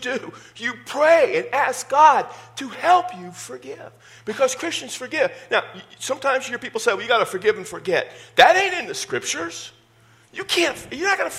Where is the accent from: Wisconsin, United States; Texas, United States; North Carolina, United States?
Texas, United States; accent: Texas; My Texas accent